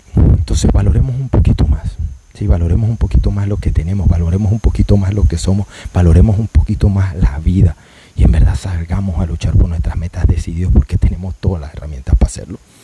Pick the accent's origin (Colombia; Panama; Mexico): Panama; somos buenos panameños